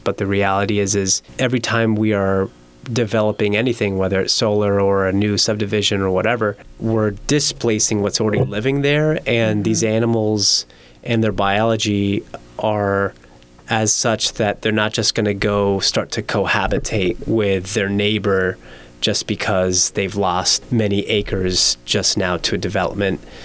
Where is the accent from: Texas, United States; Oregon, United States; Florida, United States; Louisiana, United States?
Florida, United States; Miami; moved away as an adult; now in Las Vegas, United States; growing up in Miami